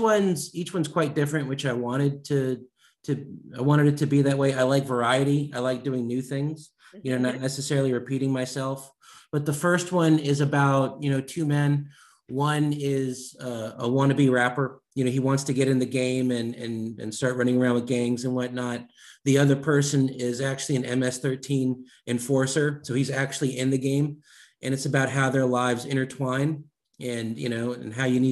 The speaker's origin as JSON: {"language": "English", "region": "Maryland", "country": "United States", "tie": "born or raised there", "moved": "as an adult", "lives_now": "Springfield, Virginia, United States", "said": "I'm a Maryland boy, born and raised in Maryland"}